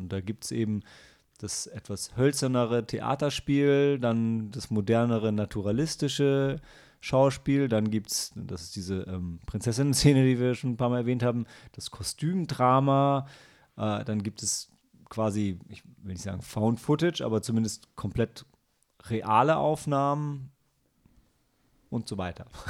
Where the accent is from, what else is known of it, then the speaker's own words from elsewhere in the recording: Lilienthal, Lower Saxony, Germany; moved away; meiner alten Heimat Lilienthal